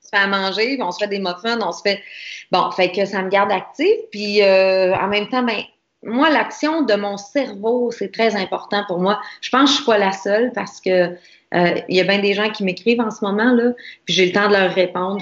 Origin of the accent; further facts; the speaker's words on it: Quebec, Canada; nous autres, euh, en tant que Québécois, Canadiens